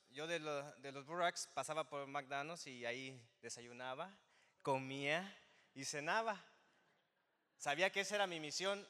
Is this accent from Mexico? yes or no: yes; Zinapécuaro, Michoacán, Mexico; moved away as an adult; now in West Chicago, United States; Soy de Michoacán